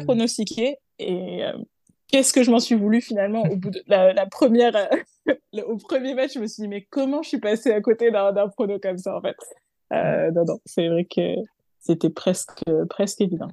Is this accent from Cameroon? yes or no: no; France; en tant que Française